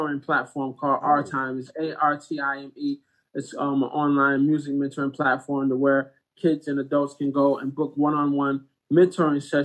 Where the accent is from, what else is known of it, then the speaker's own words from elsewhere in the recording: Detroit, Michigan, United States; I grew up in Detroit, Michigan